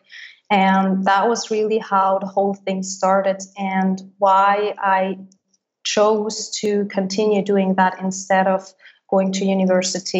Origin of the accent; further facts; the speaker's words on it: Switzerland; first language Swiss German; English is a second language; moved away as an adult; my native language, which is Swiss German.